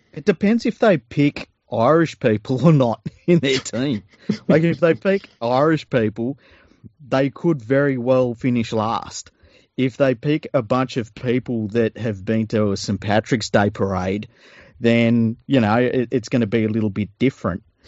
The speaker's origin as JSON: {"language": "English", "country": "Australia", "said": "as an Australian"}